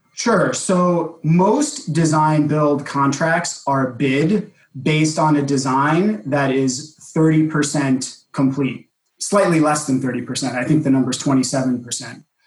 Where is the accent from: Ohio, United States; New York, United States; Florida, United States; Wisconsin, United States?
New York, United States; New York City; my hometown of New York City